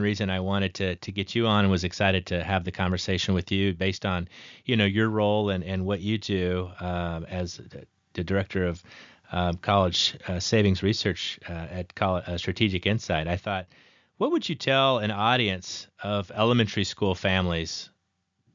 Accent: Nebraska, United States; I come from Nebraska

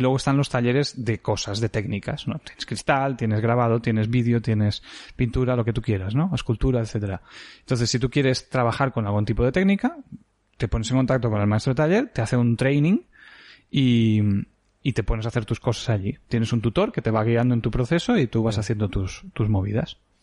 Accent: Creixell, Catalonia, Spain; also born or lived in Barcelona / Mollet del Vallès; al nacer vinimos aquí directamente. Yo he vivido 18 años de mi vida en esta casa

